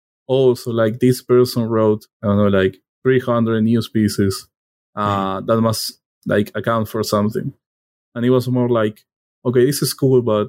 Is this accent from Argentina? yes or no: yes; Argentina; first language Spanish; English is a second language; I was born in Argentina. Like my native language is Spanish, not English.